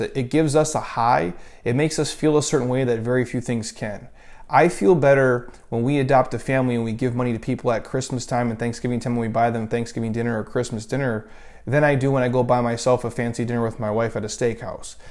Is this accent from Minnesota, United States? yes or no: yes; Minnesota, United States; When I was a kid, again, we grew up in Minnesota, freezing cold